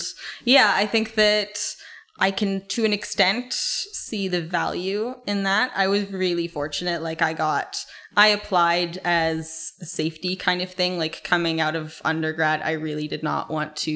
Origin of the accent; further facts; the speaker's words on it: Calgary, Alberta, Canada; I grew up in Calgary.